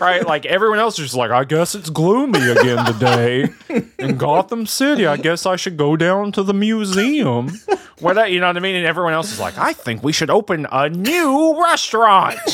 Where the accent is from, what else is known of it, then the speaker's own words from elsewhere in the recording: the South, United States; I'm from the South